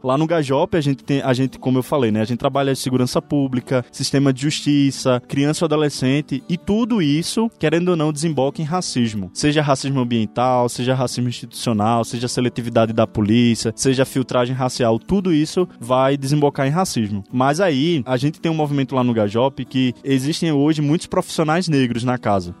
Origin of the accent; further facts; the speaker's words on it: Pernambuco, Brazil; Eu, como pernambucano, como nordestino